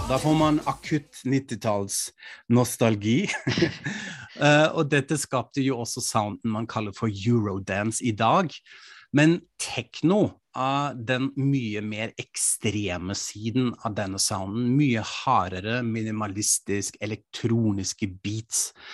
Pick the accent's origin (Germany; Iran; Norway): Germany; Frankfurt, Hesse; moved away; I min hjemby Frankfurt am Main